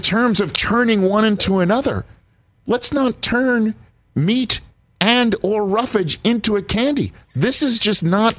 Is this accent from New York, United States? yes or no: yes; New York City, New York, United States; Growing up in Staten Island, New York